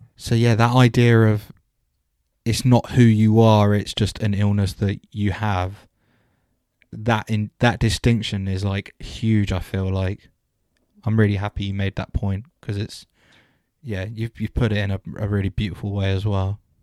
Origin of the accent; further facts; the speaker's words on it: just outside Southwest London, United Kingdom; moved away as an adult; also born or lived in Southampton; I was raised just outside of Sou-, Southwest London